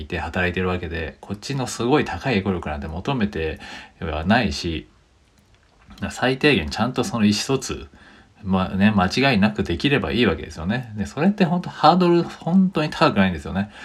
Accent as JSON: {"language": "Japanese", "country": "Japan", "first_language": "Japanese", "said": "僕らは日本語のネイティブですけど"}